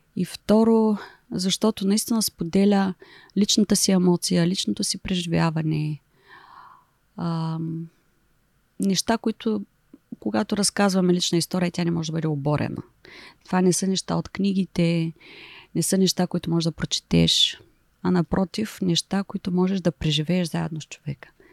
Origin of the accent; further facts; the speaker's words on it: Silistra, Silistra Province, Bulgaria; also born or lived in Shumen / England / Germany / United Arab Emirates; now in Varna, Bulgaria; аз съм от Силистра